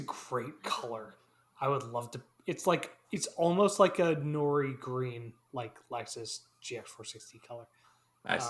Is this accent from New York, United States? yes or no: yes; Hudson Valley, New York, United States; I grew up in the Hudson Valley